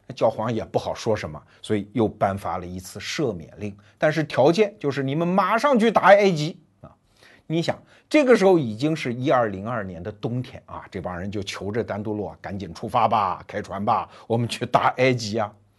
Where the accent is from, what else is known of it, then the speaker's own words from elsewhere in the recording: China; 我们中国人都知道那幅著名的壁画吧